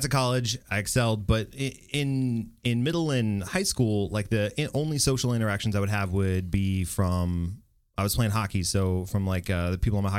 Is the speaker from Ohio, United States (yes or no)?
no; Bedford, Texas, United States; In HEB, Hurstfields, Bedford.